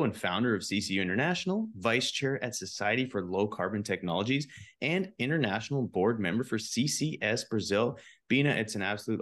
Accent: Canada; I'm from Canada

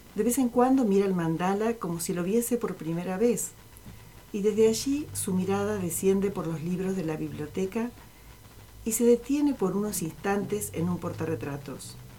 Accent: Tres Arroyos, Buenos Aires Province, Argentina; now in Zapala, Argentina; la ciudad en la, que yo, en nací, en Tres Arroyos

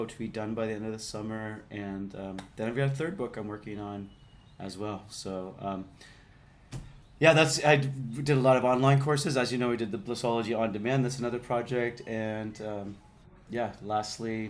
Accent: Canada; moved away as an adult; also born or lived in Vancouver; now in Bali, Indonesia; I grew up in Canada. I grew up around a lot of lakes and trees.

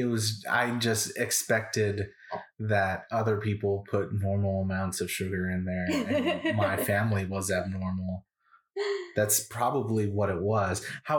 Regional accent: San Antonio, Texas, United States; Now, I grew up in San Antonio, Texas. And so that is, and I come from a Hispanic family and all of that culture. That's the food that I grew up with, all of that.

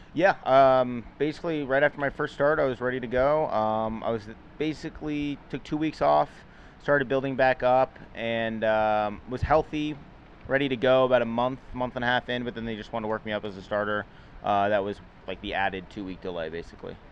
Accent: Manhattan Beach, California, United States; I grew up in Los Angeles, Manhattan Beach, California

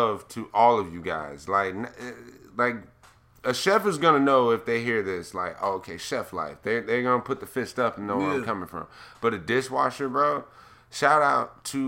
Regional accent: San Diego, California, United States; moved away; also born or lived in Florida; I grew up in San Diego, man. We were right next to the Mexican border

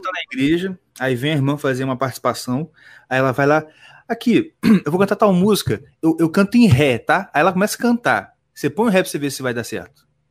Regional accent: Nova Iguaçu, Rio de Janeiro, Brazil; eu nasci em Nova Iguaçu

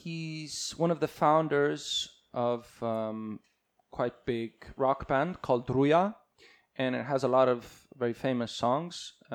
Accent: Estonia; also born or lived in California, United States; So I came back. I finished my first grade there.

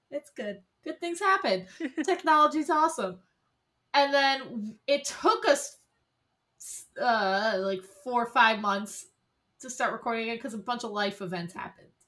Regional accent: Dingman's Ferry, Pennsylvania, United States; I grew up in a very very small town in Pennsylvania called Dingman's Ferry. It's not even it's not even considered to be a municipality. There's no municipal government. It's an unincorporated community.

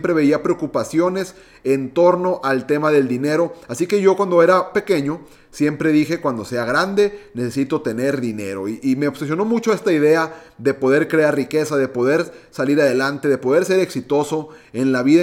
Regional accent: Monterrey, Nuevo León, Mexico; yo soy mexicano de Monterrey, Nuevo León, tengo 29 años de edad

